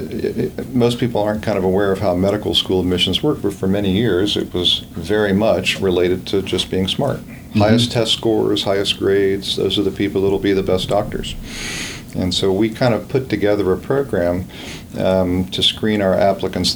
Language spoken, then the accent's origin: English; Virginia, United States; moved away as an adult; now in Gainesville, United States; I grew up in Virginia and in a Christian home